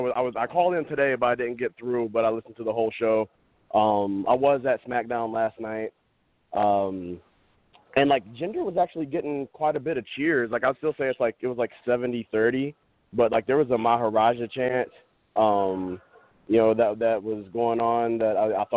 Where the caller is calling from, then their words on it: Toledo, Ohio, United States; Hey, what's up, guys? … from Toledo.